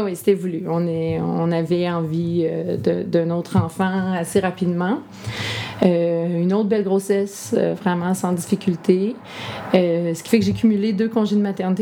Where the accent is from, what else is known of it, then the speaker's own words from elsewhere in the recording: Lanaudière, Quebec, Canada; also born or lived in Montreal; Je suis revenue dans mon patelin.